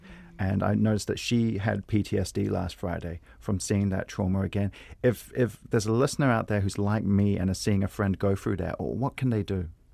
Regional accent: New Zealand; being a New Zealander

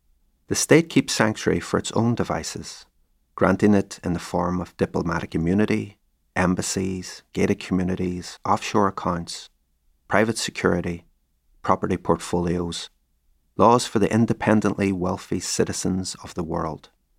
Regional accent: Derry, Northern Ireland, United Kingdom; Between 1969 and 1972, there was one brief reprieve in my hometown: an autonomous community space called Free Derry, encompassing the bogside in the valley and Craigan on the heights.

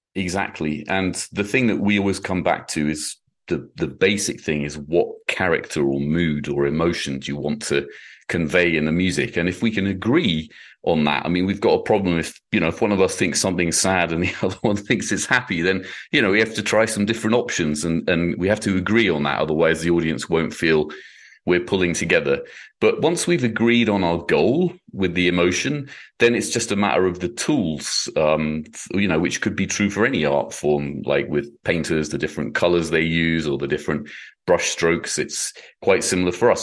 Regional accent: United Kingdom; now in United States; My own experience as a, as a Brit

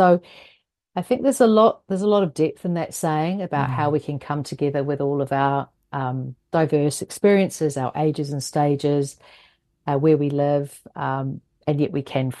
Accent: Northland, New Zealand; So number two comes from where I hail from Muri Whenua

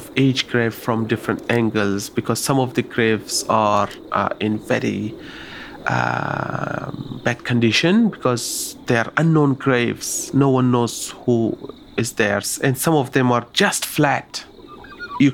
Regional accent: Afghanistan; now in Australia; When you introduce yourself to a Kemilir descendant, that I'm also from Afghanistan, that is something beautiful. I found my watandar, my countrymen, here in Australia

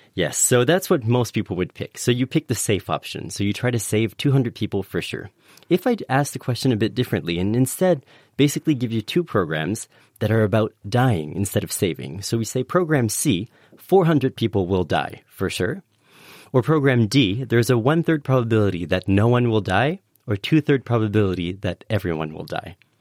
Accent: Canada; moved away; in Canada, uh, my home country

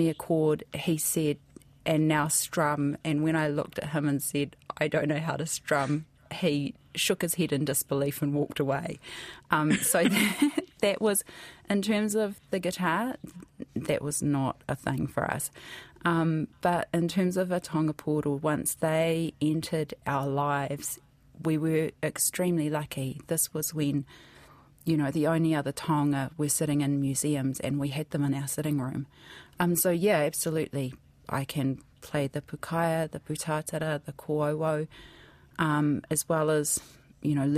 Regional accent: Hamilton, Waikato, New Zealand; also born or lived in Wellington / Bay of Plenty / Hawke's Bay; we grew up in mostly in Hamilton.

